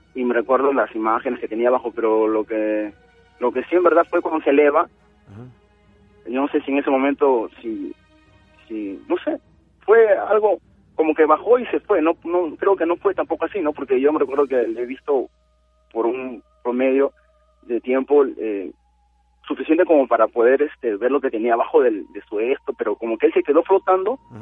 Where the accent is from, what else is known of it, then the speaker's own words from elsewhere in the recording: Lima, Peru; now in Nagoya, Japan; cuando tenía unos 11 años, estaba en Perú, mi mamá se compró un terreno en Santanita.